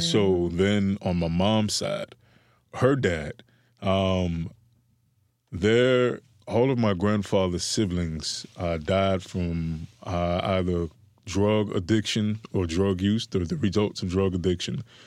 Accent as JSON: {"language": "English", "town": "Miami", "region": "Florida", "country": "United States", "tie": "born or raised there", "said": "I come from Liberty City during the era of, uh, this, I believe, was the post-Coke epidemic"}